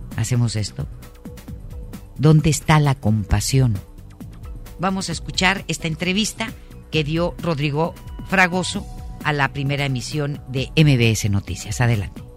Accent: Mexico

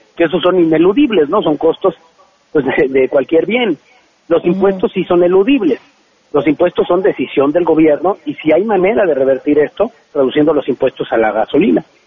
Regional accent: State of Mexico, Mexico; somos chavos que venimos de, somos del Estado de México

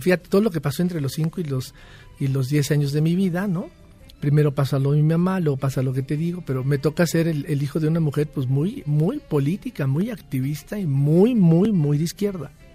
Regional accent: Mexico; como buenos mexicanos

